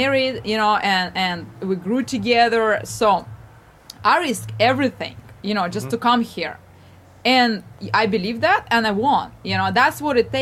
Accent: Ukraine; moved away as an adult; now in United States; I came here, I'm originally from Ukraine, and I had a leap of faith. I came here to the United States, I married my husband

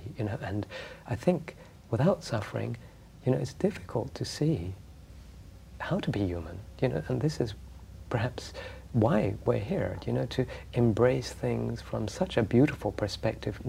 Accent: Egypt; moved away; I grew up in Egypt and in places where suffering through poverty was much more obvious.

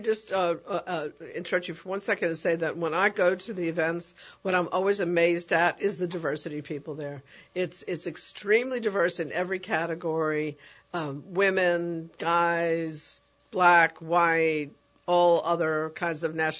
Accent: New York City, New York, United States; my junior high school in the Bronx

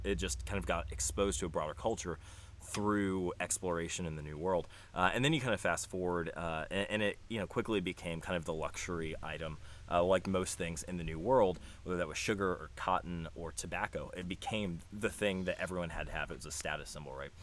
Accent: close to Tampa, Florida, United States; I grew up in Florida

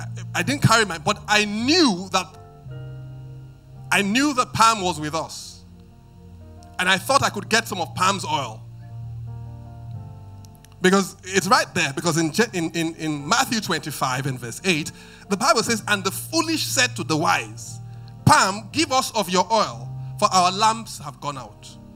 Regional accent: Benin; moved away; I mean, I listen to when I came from Benin, a bit to become cultured, I would say that my taste of music was eclectic, right?

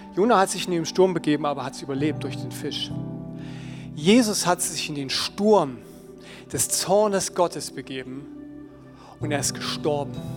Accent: Germany; unsere Identität als Deutsche mit unserer Nazi-Vergangenheit

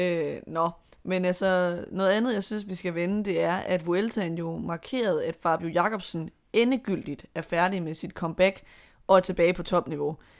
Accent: Denmark

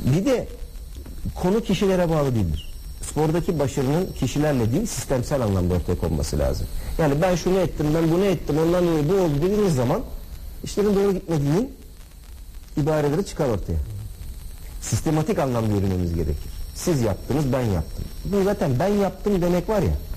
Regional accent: Samsun, Turkey; moved away; Temmuz ayında inşallah memleketimde.

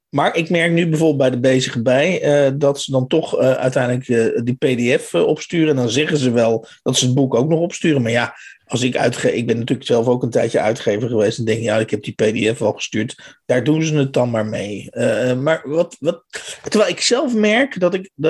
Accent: Utrecht, Netherlands; born there; nee, sorry, ik ben in Utrecht geboren.

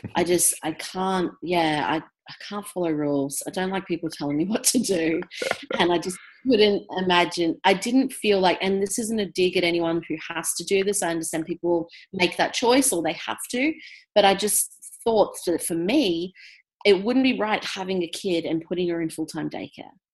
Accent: Brisbane, Queensland, Australia; also born or lived in England; I was born in England, moved to Brisbane when I was four. And um, so, yeah, lived in Brisbane most of my life

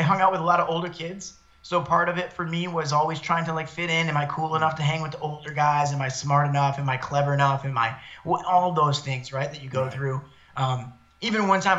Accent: Detroit, Michigan, United States; moved away as an adult; also born or lived in East Lansing, Michigan; now in Los Angeles, United States; I was born and raised about 10 minutes from downtown Detroit in a neighborhood known as Downriver

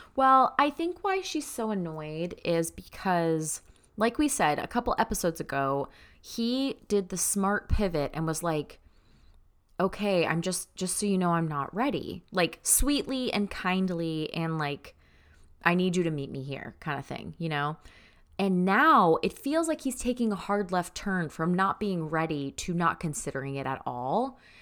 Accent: Florida, United States; moved away; growing up in Florida

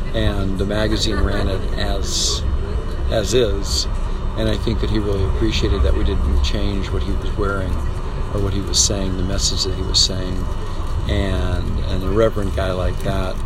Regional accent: United States; I'm an American photographer

